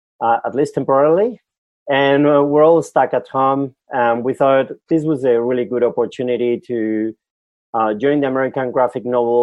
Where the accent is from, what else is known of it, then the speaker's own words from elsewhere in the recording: Basque Country, Spain; English is a second language; moved away as an adult; now in Australia; You know, I come from Europe. So I'm from the Basque Country in the north of Spain, south of France.